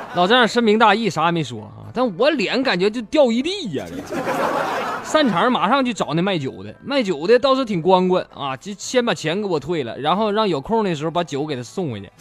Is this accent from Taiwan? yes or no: no; Northeast China, China; accent: Northeastern; 用咱们东北话讲